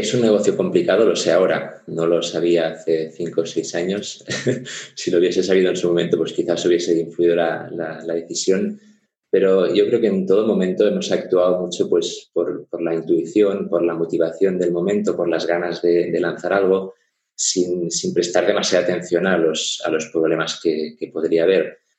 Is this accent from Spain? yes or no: yes; Barcelona, Catalonia, Spain; moved away as an adult; now in Munich, Germany; yo soy, soy de Barcelona, pero ya hace ocho años que, que vivo en Alemania, en Múnich porque soy medio alemán, medio español